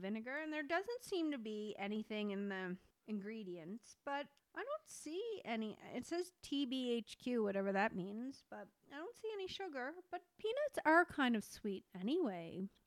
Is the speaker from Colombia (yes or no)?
no; Canada; being Canadian